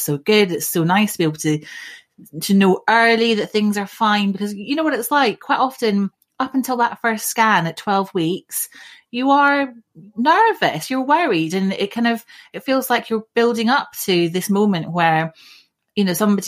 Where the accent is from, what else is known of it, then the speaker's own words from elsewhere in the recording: Scotland, United Kingdom; moved away as an adult; now in South East England, United Kingdom; I grew up in Scotland. And about 20 years ago, I moved down to the southeast of England